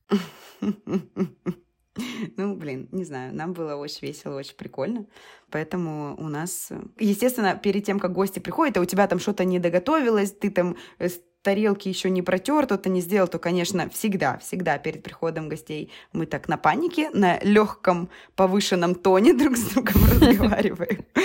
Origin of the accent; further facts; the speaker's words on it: Rostov-on-Don, Rostov Oblast, Russia; у нас в Ростове